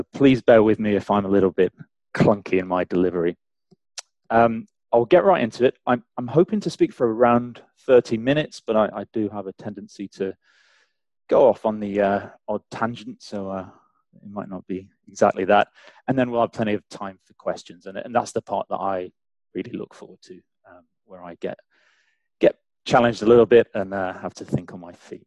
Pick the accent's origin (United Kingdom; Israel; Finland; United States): United Kingdom; England; accent: English; also born or lived in St. Catharines, Ontario, Canada / London; now in Canada; despite my weird English accent